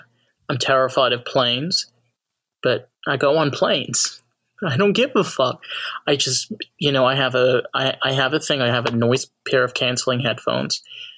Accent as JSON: {"language": "English", "region": "New York", "country": "United States", "said": "Well, I'm not from Jersey. I'm from New York."}